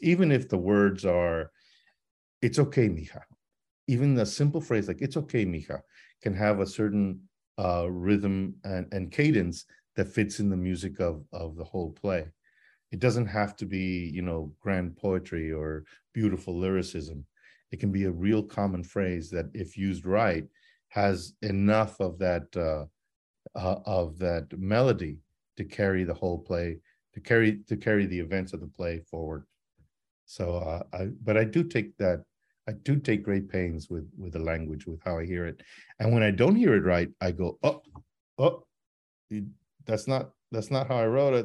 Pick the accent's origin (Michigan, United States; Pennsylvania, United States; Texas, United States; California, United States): Texas, United States; El Paso; growing up in El Paso